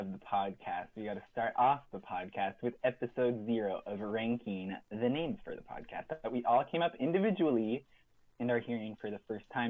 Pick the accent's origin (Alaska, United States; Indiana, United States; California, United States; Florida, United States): California, United States; born or raised there